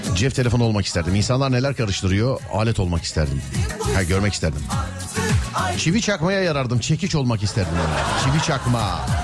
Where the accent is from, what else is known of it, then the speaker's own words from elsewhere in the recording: Istanbul, Turkey; biz İstanbullular olarak trafiğe göre yaşıyoruz.